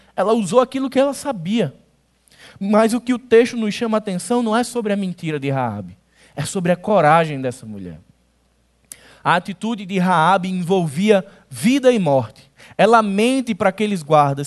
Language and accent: Portuguese; Northeast Region, Brazil; Eu gosto de pensar como um bom nordestino